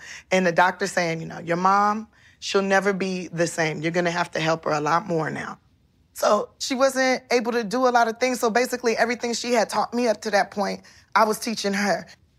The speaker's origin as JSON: {"language": "English", "town": "Los Angeles", "region": "California", "country": "United States", "tie": "born or raised there", "said": "I'm from South Central Los Angeles, born and raised."}